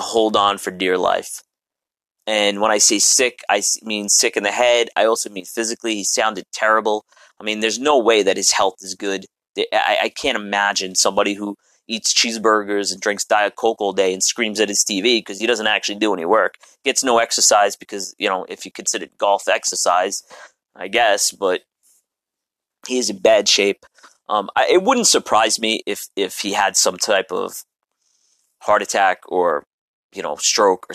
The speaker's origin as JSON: {"language": "English", "town": "New York City", "region": "New York", "country": "United States", "said": "I'm a New Yorker"}